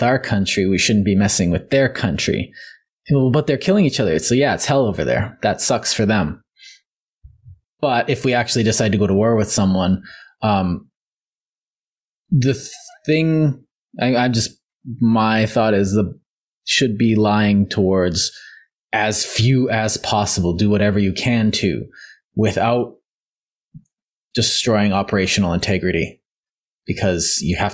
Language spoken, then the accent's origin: English; Canada; We're Canadian